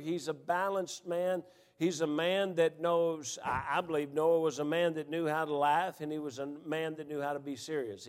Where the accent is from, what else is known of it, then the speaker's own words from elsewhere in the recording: Memphis, Tennessee, United States; When I grew up here in Memphis, you had 3 television channels